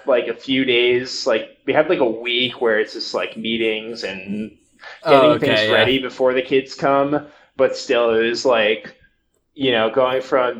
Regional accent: New Jersey, United States; also born or lived in Portland, Maine; I grew up in New Jersey, so I live there. I've lived in New Jersey for most of my life. I actually lived in Portland, Maine for about a year.

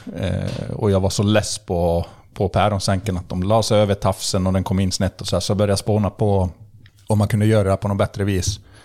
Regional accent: Borlänge, Dalarna County, Sweden; also born or lived in Skellefteå, Sweden; när jag var sex månader gammal så flyttade vi till Bålänge. så jag är egentligen uppvuxen och alltid levt i Bålänge.

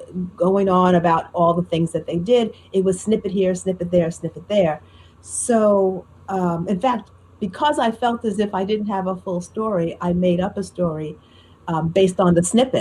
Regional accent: Newark, New Jersey, United States; I grew up in Newark, New Jersey. My high school was in Newark, New Jersey. I was living there.

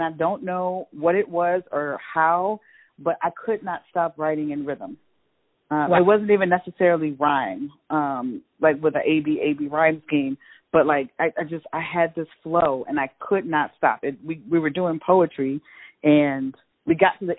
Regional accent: Chicago, Illinois, United States; moved away as an adult; also born or lived in Mount Vernon, Iowa / Cedar Rapids, Iowa; I was born and raised in Chicago, and then I left to go to college at Cornell College in Mount Vernon, Iowa

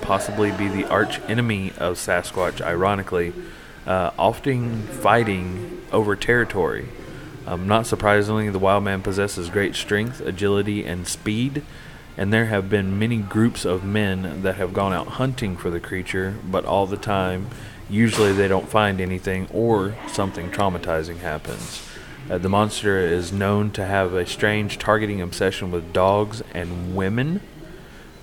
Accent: South Carolina, United States; now in Tennessee, United States; I'm originally from South Carolina

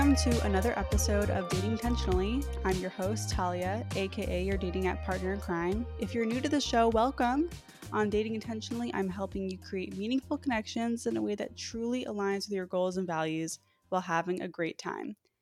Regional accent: East Coast, United States; I'm from the East Coast as well

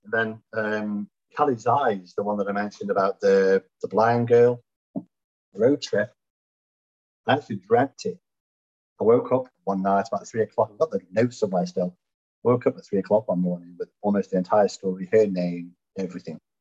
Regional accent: Stoke-on-Trent, West Midlands, United Kingdom; moved away as an adult; now in Louisville, United States; I was born in Stoke-on-Trent, hence the accent, you could notice. And um, now living in snowy Louisville, Kentucky

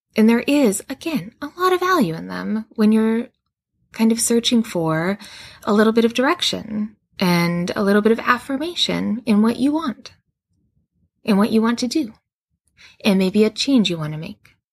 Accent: Western Canada, Canada; now in West Coast, Canada; I grew up in Western Canada and then moved to the West Coast, which is where I live now.

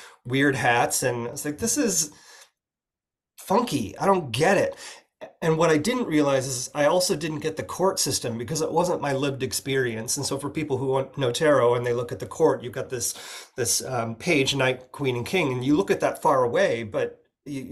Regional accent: Oregon, United States; I'm from Oregon in the Pacific Northwest

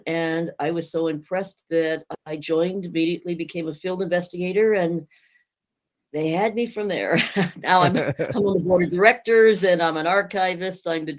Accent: Thatcher, Arizona, United States; also born or lived in St. Louis area, Missouri; now in St. Louis, United States; I grew up in Thatcher, Safford, Arizona area.

